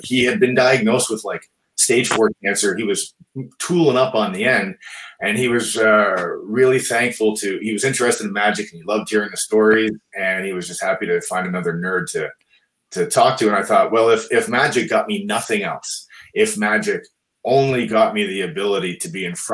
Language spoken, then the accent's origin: English; Brampton, Ontario, Canada; my hometown of Brampton, Ontario, just a little north of Toronto